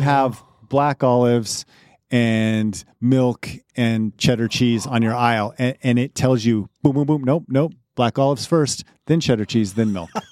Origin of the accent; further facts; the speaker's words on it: Colorado, United States; moved away; I grew up in Colorado, so we had Safeway and King's Supers